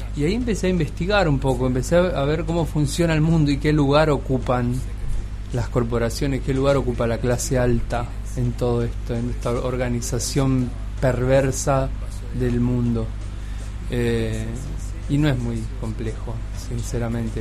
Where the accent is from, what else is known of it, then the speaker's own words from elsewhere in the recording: Argentina; la mayoría somos argentinos